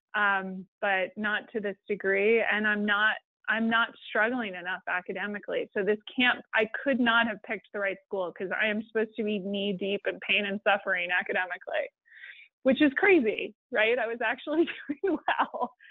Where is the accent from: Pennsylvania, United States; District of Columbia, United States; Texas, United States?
District of Columbia, United States; Washington; I grew up in Washington, D.C., where everyone has at least a master's degree